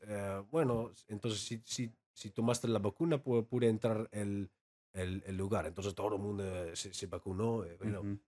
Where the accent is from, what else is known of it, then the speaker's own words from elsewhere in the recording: Amsterdam, North Holland, Netherlands; Spanish is a second language; moved away as an adult; also born or lived in London; now in Tijuana, Mexico; soy holandés eh, de, Ámsterdam y hablo holandés o neerlandés, todo igual